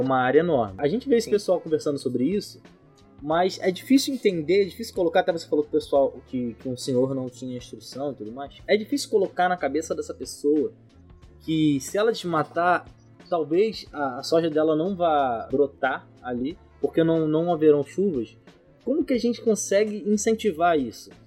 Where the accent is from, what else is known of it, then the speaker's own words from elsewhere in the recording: São Gonçalo, Rio de Janeiro, Brazil; Eu sou de São Gonçalo, um periferia e tudo mais.